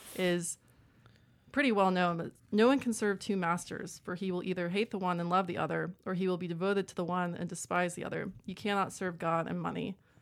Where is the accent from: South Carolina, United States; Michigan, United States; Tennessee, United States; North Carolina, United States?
Tennessee, United States; Columbia; moved away as an adult; also born or lived in Birmingham, Alabama / Knoxville, Tennessee; now in Chattanooga, United States; I am from Columbia, Tennessee